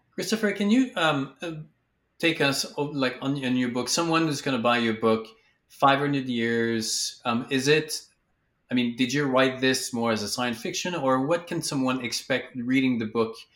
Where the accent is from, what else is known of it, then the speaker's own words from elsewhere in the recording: Quebec, Canada; moved away; I'm from Quebec originally